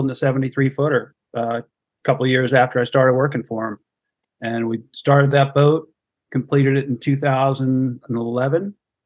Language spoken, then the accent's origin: English; New Jersey, United States; I grew up in New Jersey